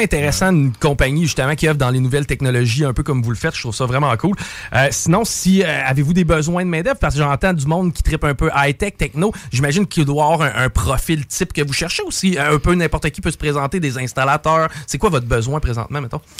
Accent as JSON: {"language": "French", "town": "Lévis", "region": "Quebec", "country": "Canada", "said": "chez nous à Lévis"}